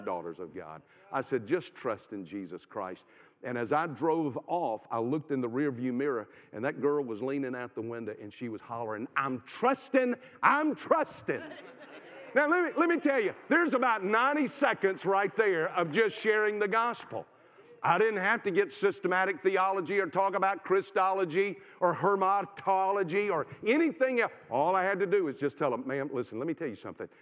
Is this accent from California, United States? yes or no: no; South Carolina, United States; I'm from South Carolina